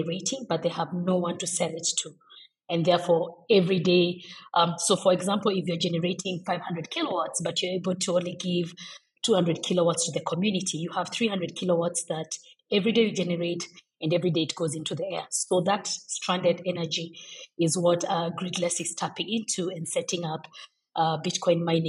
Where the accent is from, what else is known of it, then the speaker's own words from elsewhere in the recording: Kenya; being Kenyan